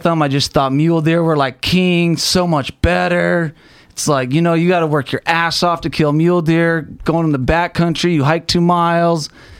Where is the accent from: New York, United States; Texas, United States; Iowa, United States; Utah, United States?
Utah, United States; Salt Lake City; Salt Lake City, Utah.